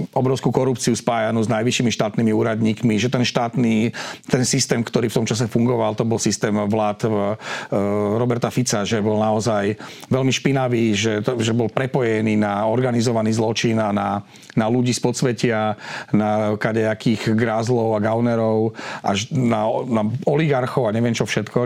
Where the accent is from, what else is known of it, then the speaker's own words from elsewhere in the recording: Žilina, Žilina Region, Slovakia; ja som Žilinčan